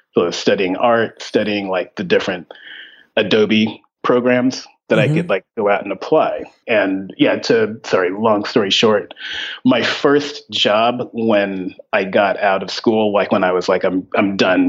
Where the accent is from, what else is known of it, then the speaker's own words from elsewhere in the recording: Ventura, California, United States; also born or lived in Texas; No, I'm originally from Ventura, California, which is about an hour north of LA.